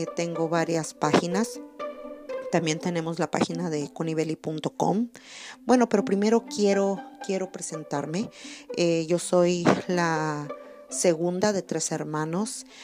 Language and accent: Spanish; Acaponeta, Nayarit, Mexico; now in California, United States; Yo soy de la ciudad de la ciudad de Acaponeta, Nayarit soy de Nayarit, soy de México.